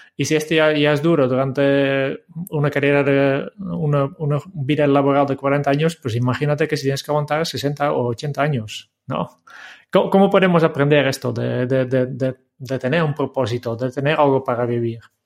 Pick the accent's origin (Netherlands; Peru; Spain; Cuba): Netherlands; como holandés